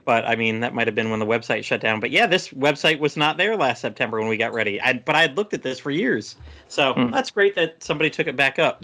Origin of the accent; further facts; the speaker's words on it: Tampa, Florida, United States; I grew up around the Tampa Bay area